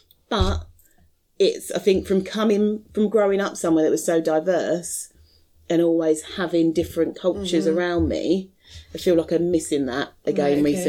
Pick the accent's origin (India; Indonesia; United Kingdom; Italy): United Kingdom; even like when we go on holiday, then we probably end up, we're very British abroad.